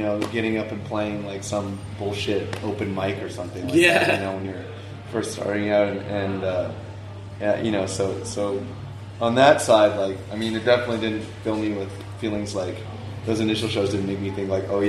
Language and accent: English; Vancouver, British Columbia, Canada; also born or lived in Victoria; I grew up in Vancouver, which is on the mainland